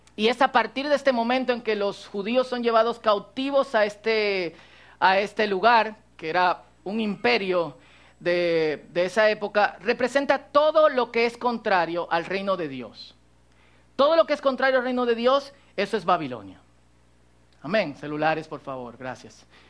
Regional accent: Cotuí, Sánchez Ramírez, Dominican Republic; yo soy dominicano, se me nota. Eh, aunque ustedes no crean, mucha gente me pregunta, ¿tú eres de aquí? Eh, sí, de Cotuí.

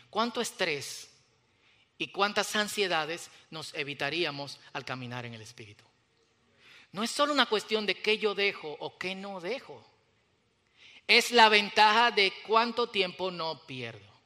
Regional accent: Dominican Republic; Y ustedes saben que como los dominicanos, cada vez que nos movemos a otro país, de una vez adoptamos el acento

